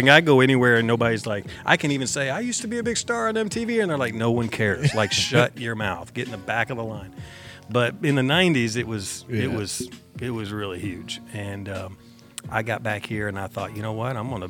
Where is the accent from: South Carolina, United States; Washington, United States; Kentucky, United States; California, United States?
Kentucky, United States; Owensboro; And I had opened for him in Owensboro in my hometown.